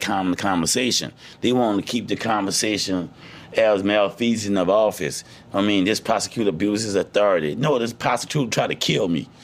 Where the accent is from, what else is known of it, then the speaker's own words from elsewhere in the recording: United States; as American people